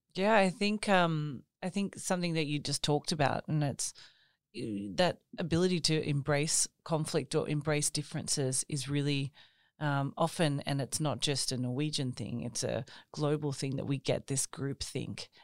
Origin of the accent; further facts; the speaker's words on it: Australia; moved away as an adult; now in Norway; I grew up in Australia, but I have um, an Italian background